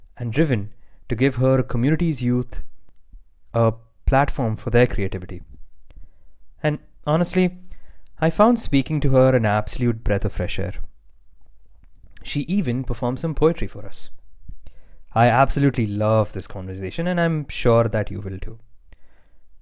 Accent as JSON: {"language": "English", "country": "India", "said": "my home country of India"}